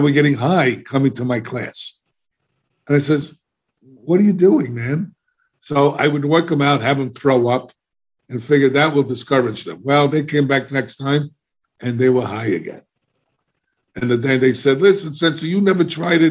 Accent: New York City, New York, United States; moved away; also born or lived in Florida; I was embarrassed about the way I spoke because I'm a New Yorker

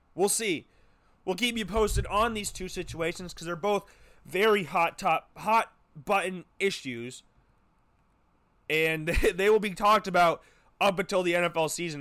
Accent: Urbandale, Iowa, United States; also born or lived in Des Moines, Iowa; as a native Iowan, born and raised in the state of Iowa, born and raised, I was born in Des Moines. We moved to Urbandale when I was just about to enter first grade

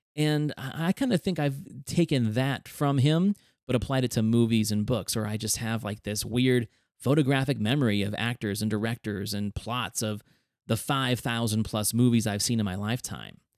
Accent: Reno, Nevada, United States; a kid growing up in Reno, Nevada, and your parents working up in a casino

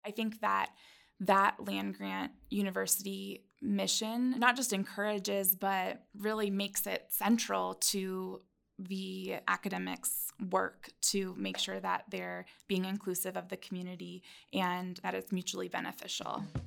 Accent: Tri-Cities, Washington, United States; moved away as an adult; also born or lived in Albany, New York; I'm from the Pacific Northwest in an area called the Tri-Cities in Washington State

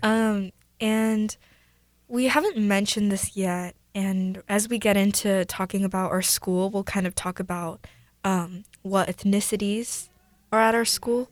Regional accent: Mercer Island, Washington, United States; Both my parents are Korean, but I was born here

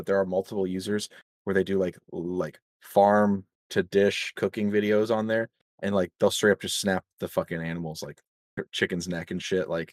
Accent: United States; a lot of us Americans have it either in our blood

